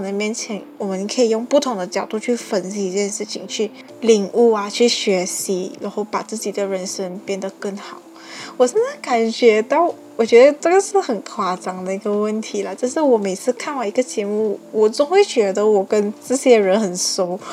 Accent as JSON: {"language": "Chinese", "country": "Malaysia", "said": "我们马来西亚讲一句话要磨扁咯"}